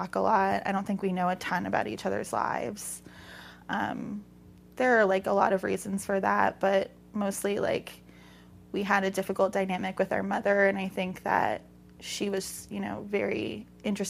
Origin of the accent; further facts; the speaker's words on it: Daytona Beach, Florida, United States; I grew up in Daytona Beach, Florida